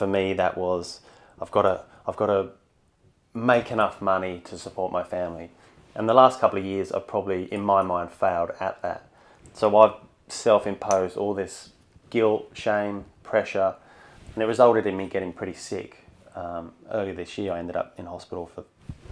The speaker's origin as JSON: {"language": "English", "town": "Bedford", "region": "East of England", "country": "United Kingdom", "tie": "born or raised there", "also_born_or_lived": "London", "moved": "as an adult", "lives_now": "Sydney, Australia", "said": "So grew up in London till about five and then moved to a place called Bedford, which is just north of London. So pretty much until the day I flew here, give or take a few years at uni, I lived in a pub"}